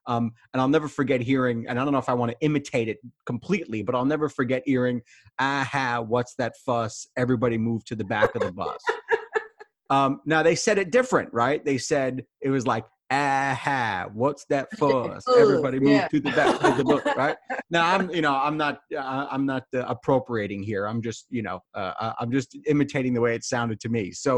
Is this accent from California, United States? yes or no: no; New York City, New York, United States; I was a white kid growing up in New York City. I'm from the Bronx. An outer borough kid, as they say.